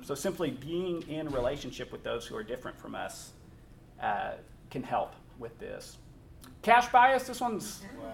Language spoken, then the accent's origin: English; Northern Colorado, United States; I grew up in Northern Colorado